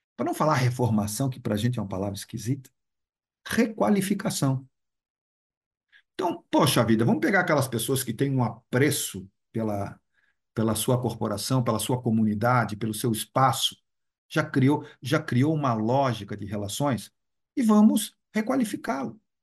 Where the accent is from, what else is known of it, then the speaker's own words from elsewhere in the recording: Brazil; Eu sou brasileiro